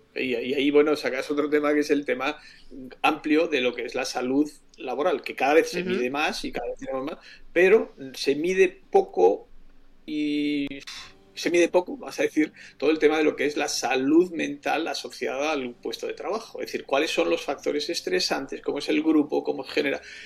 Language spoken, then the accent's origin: Spanish; Spain